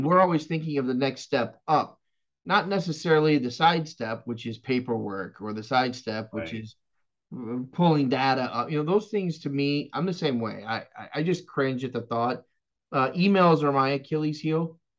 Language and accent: English; Texas, United States; now in West Palm Beach, United States; I was born and raised in Texas